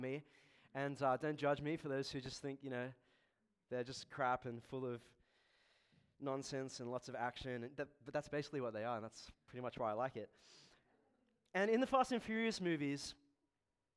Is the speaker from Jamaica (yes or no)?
no; Australia; I'm an Australian-born Chinese